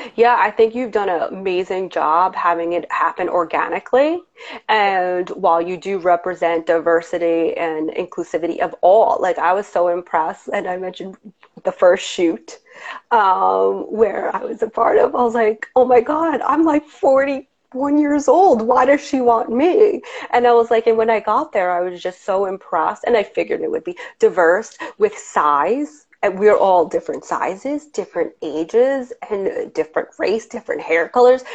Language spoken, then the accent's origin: English; Long Island, New York, United States; moved away as an adult; now in New York City, United States; I come from Long Island and it wasn't super, super diverse. And then when I moved to New York now almost 20 years ago